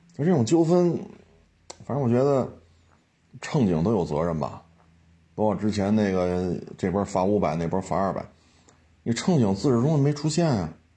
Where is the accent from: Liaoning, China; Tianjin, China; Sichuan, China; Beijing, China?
Beijing, China; 我生在这儿，长在这儿